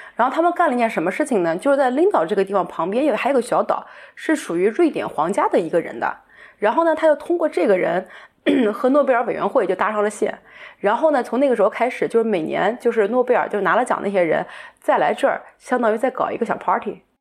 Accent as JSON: {"language": "Chinese", "country": "China", "also_born_or_lived": "Germany", "moved": "as an adult", "said": "我们中国人"}